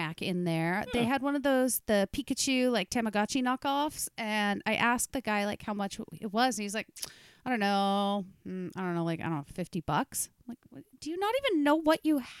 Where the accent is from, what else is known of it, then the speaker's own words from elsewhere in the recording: Surrey, British Columbia, Canada; I grew up in Surrey